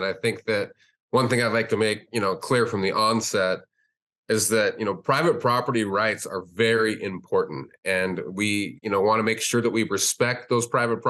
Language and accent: English; Montana, United States; I grew up in Montana, but I didn't marry into a ranch family and I didn't come from a ranch family.